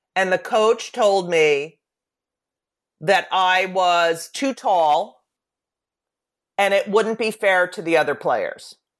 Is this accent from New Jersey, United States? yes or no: yes; New Jersey, United States; my hometown paper in New Jersey